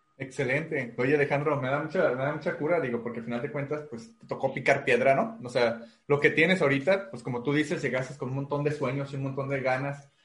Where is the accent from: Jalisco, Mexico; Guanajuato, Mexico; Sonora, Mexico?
Jalisco, Mexico; Guadalajara; now in Tijuana, Mexico; yo soy de Guadalajara